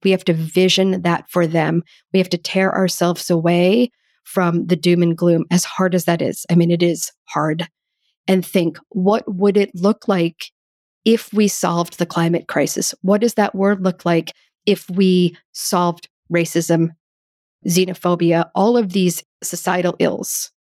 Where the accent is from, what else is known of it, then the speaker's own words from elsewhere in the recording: United States; Growing up as an American